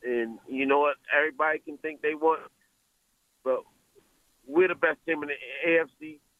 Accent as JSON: {"language": "English", "town": "Baltimore", "region": "Maryland", "country": "United States", "said": "I'm from Baltimore, man."}